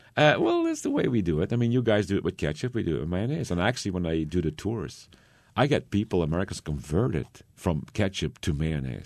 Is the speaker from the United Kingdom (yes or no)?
no; Belgium; I lived there all my life